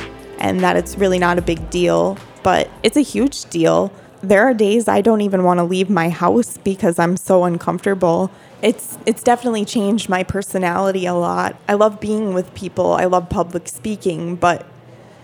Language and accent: English; Upper Peninsula of Michigan, United States; We are both from the Upper Peninsula of Michigan